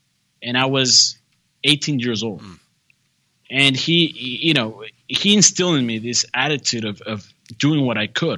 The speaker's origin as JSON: {"language": "English", "region": "a border town in Texas", "country": "United States", "tie": "born or raised there", "also_born_or_lived": "San Antonio, Texas", "said": "So I grew up in a border town in Texas in a bicultural setting"}